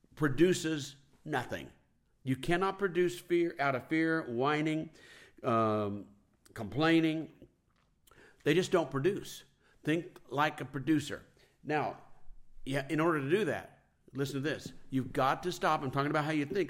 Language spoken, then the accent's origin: English; Kansas City, United States; I'm from Kansas City